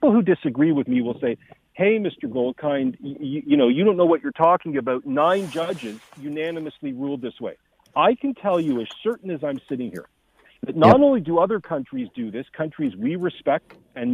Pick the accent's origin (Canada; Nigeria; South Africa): Canada; our moral values as Canadians